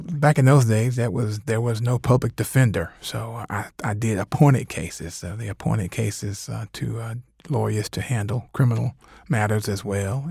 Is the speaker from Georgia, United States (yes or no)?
yes; Covington, Georgia, United States; also born or lived in Atlanta; I grew up in Covington, but vowed I never wanted to go back there to practice